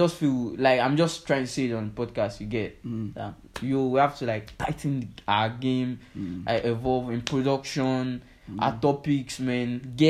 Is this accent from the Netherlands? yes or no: no; Nigeria; We're always Nigerian